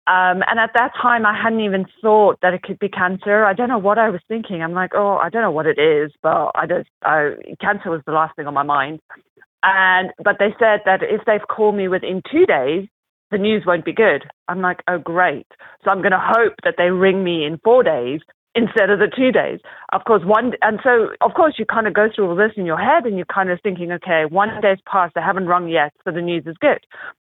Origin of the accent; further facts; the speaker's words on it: South Africa; accent: mixture; also born or lived in United Kingdom / North Carolina; now in Arizona, United States; We moved from the UK to the US, and I was born and raised in South Africa. So I've kind of traveled a lot, lived all over the place. So my accent's a little bit of a mixture of a little bit of everything.